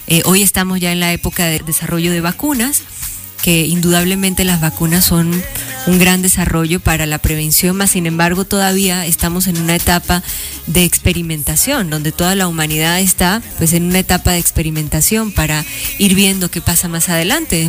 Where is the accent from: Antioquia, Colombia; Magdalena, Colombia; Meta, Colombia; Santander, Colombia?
Meta, Colombia; moved away as an adult; also born or lived in Guamal, Meta / Villavicencio / Bogotá; Guamal fue el lugar donde yo nací luego a Casillas Meta, donde también fui criada, y en Villavicencio, y viví un tiempo en Bogotá